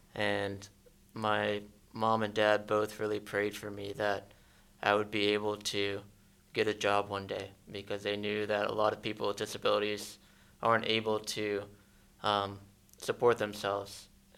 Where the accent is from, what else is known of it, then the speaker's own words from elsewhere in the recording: Wauwatosa, Wisconsin, United States; moved away as an adult; now in Pittsburgh, United States; So I grew up in Wauwatosa, Wisconsin, which is near Milwaukee. And I'm the youngest of three siblings. And my parents, I was raised in a non-denominational evangelical Christian household.